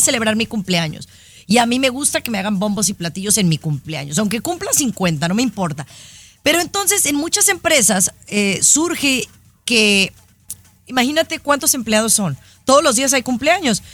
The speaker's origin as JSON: {"language": "Spanish", "country": "Mexico", "said": "soy mexicana"}